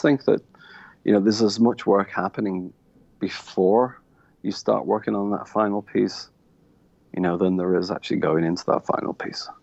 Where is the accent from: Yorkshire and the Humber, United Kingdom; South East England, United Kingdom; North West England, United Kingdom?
North West England, United Kingdom; a town about 20 miles from Manchester, between Manchester and Liverpool; moved away as an adult; now in Ireland; I actually come from a town about 20 miles away from Manchester. It's situated probably the same distance to Liverpool as it is to Manchester